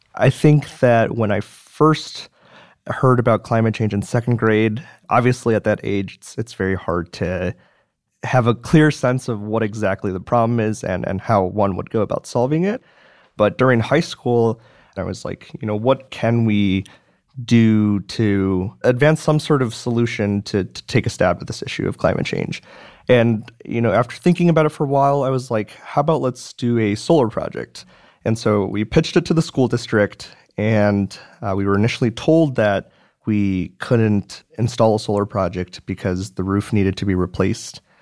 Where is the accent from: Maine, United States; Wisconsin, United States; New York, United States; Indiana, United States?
Wisconsin, United States; Madison; I was born and raised in Madison, Wisconsin